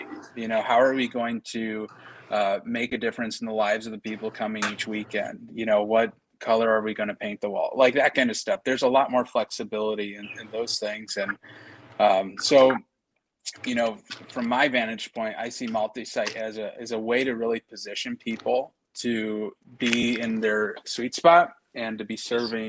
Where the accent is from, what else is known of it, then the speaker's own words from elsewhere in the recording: Kenosha, Wisconsin, United States; moved away; I'm originally from Kenosha, Wisconsin